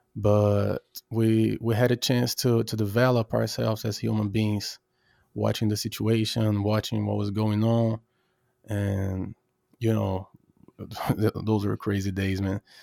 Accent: Brazil; now in Norway; I'm Brazilian, I'm from Brazil

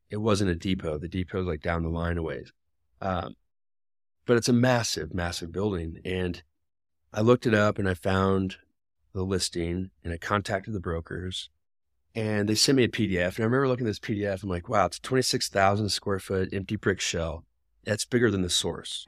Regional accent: Des Moines, Iowa, United States; now in Denver, United States; I live in Denver, and I work for a developer, um, but I grew up in Des Moines

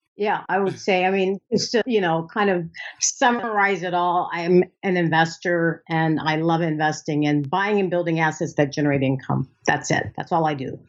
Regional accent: United States; I'm an American

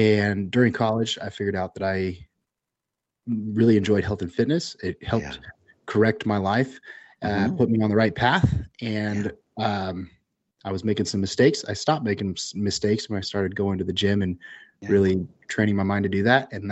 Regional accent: Central Valley, California, United States; I grew up in the Central Valley of California

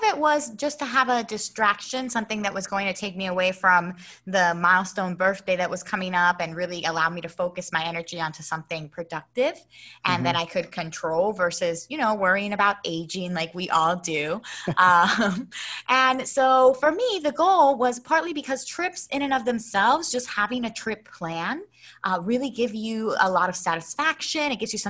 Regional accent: Philadelphia, Pennsylvania, United States; also born or lived in Puerto Rico / Florida / Baltimore; Sure. Well, I was born in Puerto Rico, raised in Philadelphia, and I went to school in Florida, Baltimore.

